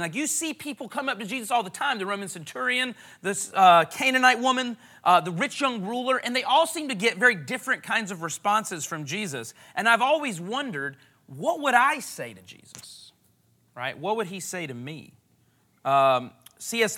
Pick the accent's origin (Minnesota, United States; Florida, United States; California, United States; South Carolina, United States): South Carolina, United States; moved away as an adult; now in Los Angeles, United States; I'm from South Carolina